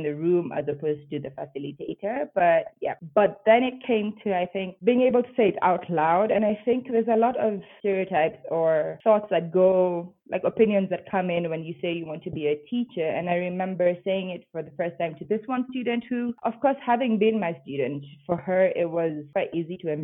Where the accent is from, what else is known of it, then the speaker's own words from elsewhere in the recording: Nairobi, Kenya; moved away as an adult; now in Bogota, Colombia; I'm from Nairobi, Kenya. I don't currently live in Nairobi, Kenya. I live in Bogota in Colombia